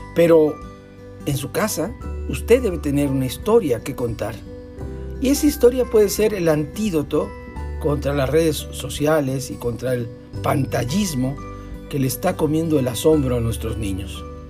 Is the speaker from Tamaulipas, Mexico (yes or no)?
yes; Tampico, Tamaulipas, Mexico; en Tampico, donde yo nací